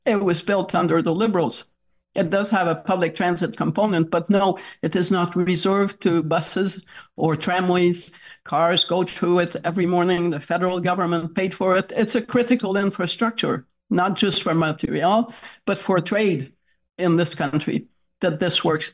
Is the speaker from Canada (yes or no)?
yes; Toronto, Ontario, Canada; now in Montreal, Canada; I was raised in Toronto